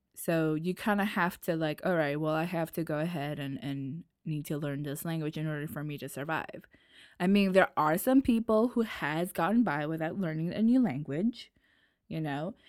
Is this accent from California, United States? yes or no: no; New York, United States; accent: New York; also born or lived in Nashville, Tennessee; now in France; I was born and lived in New York, and then I had to move to Tennessee